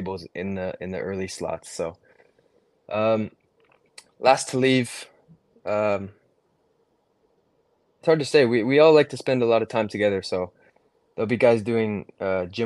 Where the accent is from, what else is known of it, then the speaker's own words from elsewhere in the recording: Santa Barbara, California, United States; I grew up in Santa Barbara, California, playing club soccer my whole life